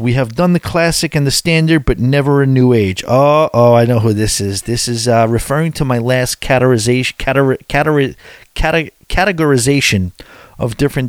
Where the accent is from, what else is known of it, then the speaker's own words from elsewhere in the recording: California, United States; We are from California.